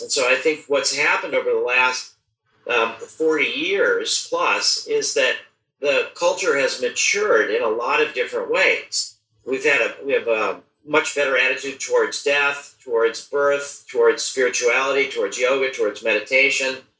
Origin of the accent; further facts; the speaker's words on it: United States; I was born in the United States in 1953